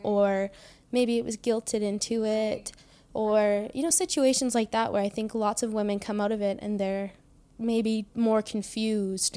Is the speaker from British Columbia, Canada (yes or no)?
yes; Trail, British Columbia, Canada; I was born in Trail, B C. I grew up on a farm.